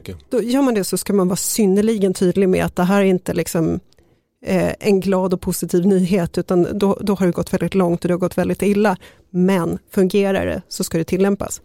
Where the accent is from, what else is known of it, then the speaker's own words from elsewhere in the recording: Sollentuna, Stockholm County, Sweden; jag växte upp i Sollentuna